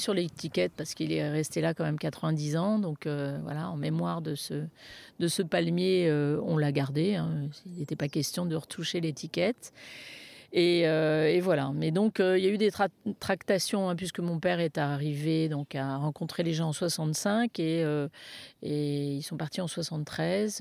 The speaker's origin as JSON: {"language": "French", "town": "Paris", "region": "Île-de-France", "country": "France", "moved": "yes", "lives_now": "Bandol, France", "said": "on est parisien d'origine"}